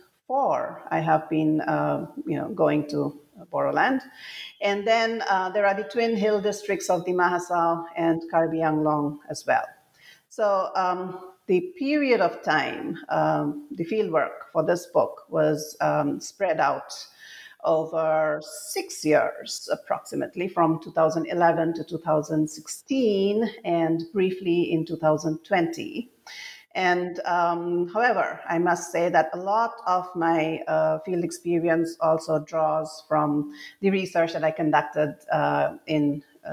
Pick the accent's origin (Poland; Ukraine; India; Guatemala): India; Assam; moved away as an adult; when I was growing up in Assam, and I grew up here during the conflict years, and then I spent most of my adult life away from home